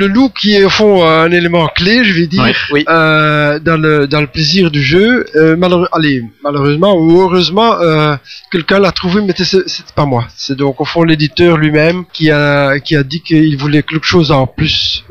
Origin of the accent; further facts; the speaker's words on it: Belgium; Je suis belge, euh, mais j'ai donc euh, une. Enfin, je suis une mixte francophone et mixte